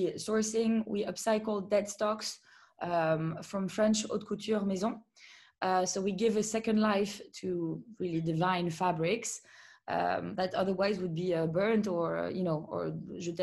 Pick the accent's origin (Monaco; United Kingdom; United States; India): Monaco; I grew up in Monaco